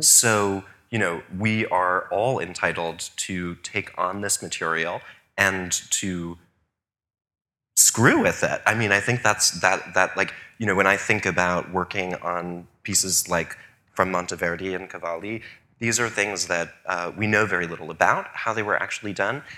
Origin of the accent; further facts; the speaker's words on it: New York, United States; also born or lived in Paris; as a New Yorker